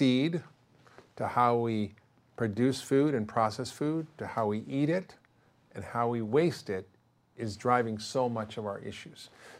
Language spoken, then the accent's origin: English; Spain; I grew up in Spain. My parents lived there for 11 years after the war. They missed the whole junk food, fast food, processed food revolution in America. And I always grew up eating real whole food.